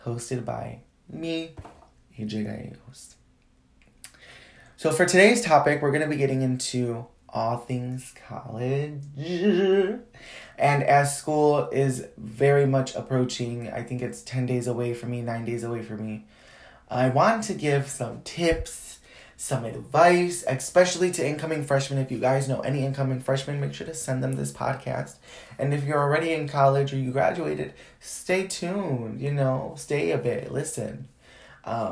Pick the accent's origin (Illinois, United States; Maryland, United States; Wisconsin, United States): Illinois, United States; Chicago; I'm from Chicago